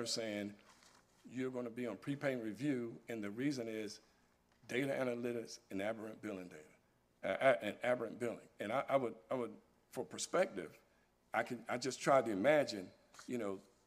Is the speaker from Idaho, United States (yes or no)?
no; North Carolina, United States; I'm born and raised in North Carolina